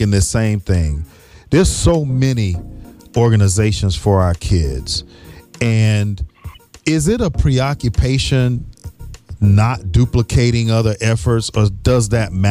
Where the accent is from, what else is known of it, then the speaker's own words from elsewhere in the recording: Riviera Beach, Florida, United States; I'm from Riviera Beach, yeah. Suncoast High.